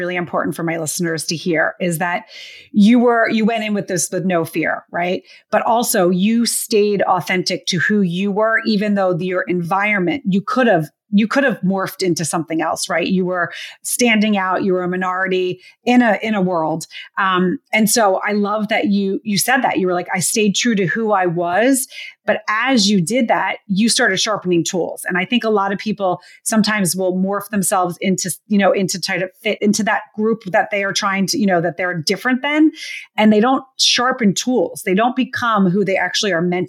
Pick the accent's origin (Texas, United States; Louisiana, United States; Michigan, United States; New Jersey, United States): New Jersey, United States; Moorestown; I grew up right outside of Philadelphia in New Jersey